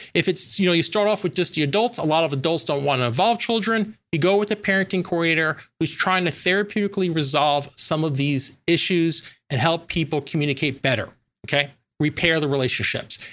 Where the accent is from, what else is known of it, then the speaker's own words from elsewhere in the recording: New York, United States; I'm from New York